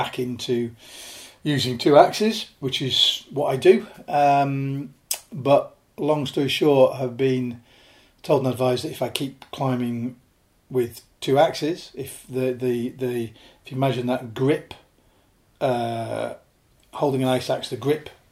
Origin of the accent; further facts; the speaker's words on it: Lake District, North West England, United Kingdom; also born or lived in Yorkshire; I was born in Yorkshire, grew up in the Lake District